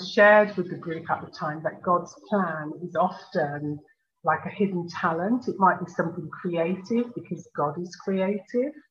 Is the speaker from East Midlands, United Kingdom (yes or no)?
no; Birmingham, West Midlands, United Kingdom; I was born in Birmingham in the UK. My parents uh, came from Jamaica in the Caribbean.